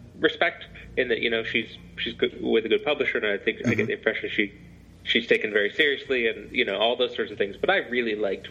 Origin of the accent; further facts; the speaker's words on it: England, United Kingdom; also born or lived in Scotland; now in United States; I was born in Scotland, but I grew up in England